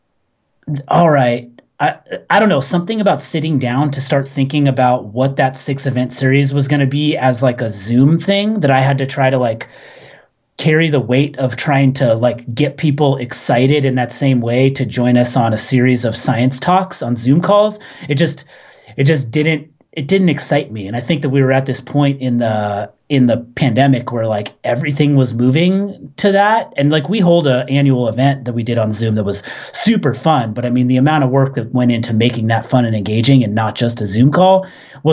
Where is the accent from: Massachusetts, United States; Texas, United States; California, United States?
California, United States; Southern; now in Orcas Island, United States; I grew up in Southern California